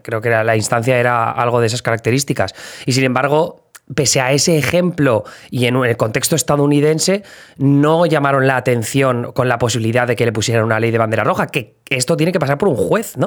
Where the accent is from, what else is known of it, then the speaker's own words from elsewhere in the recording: Spain; now in United States; desde el punto de vista español